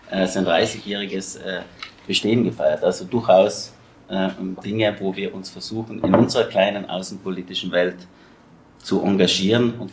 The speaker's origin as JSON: {"language": "German", "region": "South Tyrol", "country": "Italy", "said": "ich selbst als Südtiroler ja, auch letztens ähm, über die Botschaft"}